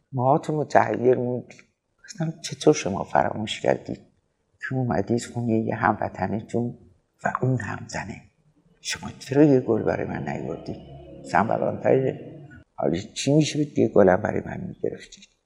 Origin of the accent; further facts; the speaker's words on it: Iran; به عنوان یک ایرونی